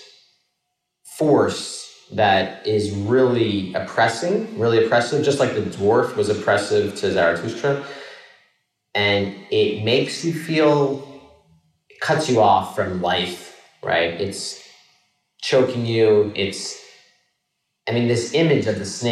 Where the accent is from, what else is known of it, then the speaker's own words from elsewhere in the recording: Philadelphia, Pennsylvania, United States; my hometown, Philadelphia